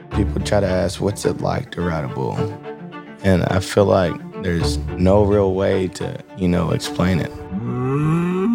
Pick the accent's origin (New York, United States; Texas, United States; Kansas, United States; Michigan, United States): Texas, United States; Rockdale; I grew up in Rockdale, Texas